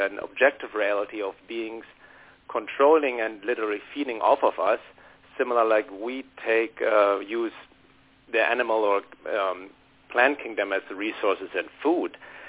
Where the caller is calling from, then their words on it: Los Angeles, California, United States; Hi. This is … calling from Los Angeles.